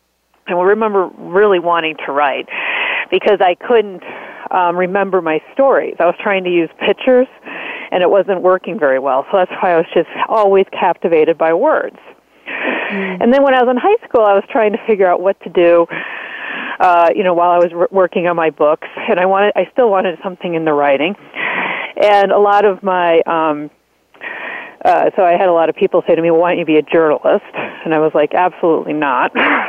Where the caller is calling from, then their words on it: Arizona, United States; I'm calling from Arizona.